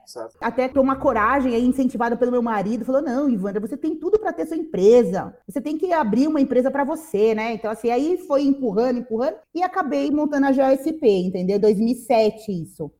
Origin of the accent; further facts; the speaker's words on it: São Paulo, Brazil; also born or lived in São Caetano do Sul; eu nasci aqui em São Paulo mesmo, em São Caetano do Sul, né? Mas nunca morei lá, assim, morei pequenininha e sempre morei em São Paulo